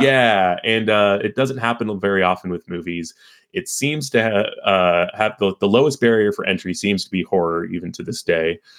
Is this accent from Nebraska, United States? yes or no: no; Carlsbad, California, United States; I'm from San Diego, uh, specifically from Carlsbad, California